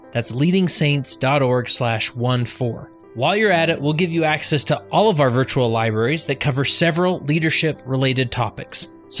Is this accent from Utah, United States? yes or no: yes; West Valley City, Utah, United States; my hometown of West Valley City, Utah.